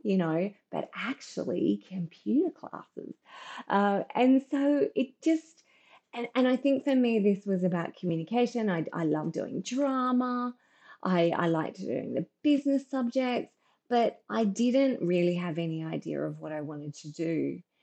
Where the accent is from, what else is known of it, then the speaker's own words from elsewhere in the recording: Brisbane, Queensland, Australia; I grew up in um, in Brisbane, and obviously in the seventies